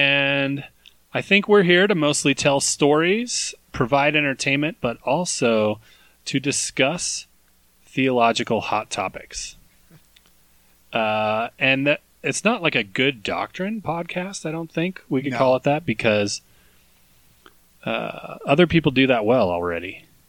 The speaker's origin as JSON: {"language": "English", "town": "Sparks", "region": "Nevada", "country": "United States", "tie": "born or raised there", "said": "we grew up in Sparks, Nevada, next to an irrigation ditch that we just called the ditch."}